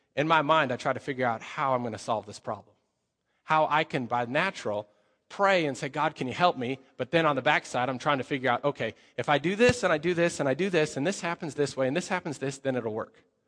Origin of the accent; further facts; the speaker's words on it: Colorado, United States; moved away; I come from Colorado, so I speak a little bit faster.